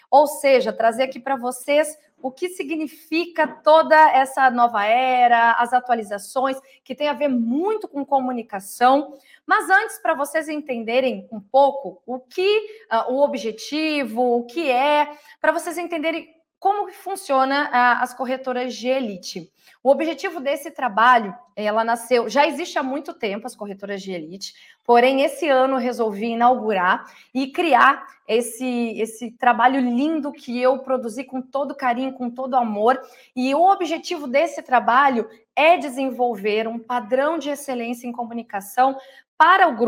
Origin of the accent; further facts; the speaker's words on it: Porto Alegre, Rio Grande do Sul, Brazil; also born or lived in Bagé; now in Porto Seguro, Brazil; Eu sou natural, eu nasci em Bagé, Rio Grande do Sul, porém toda a minha criação foi em Porto Alegre e lá eu comecei a minha vida.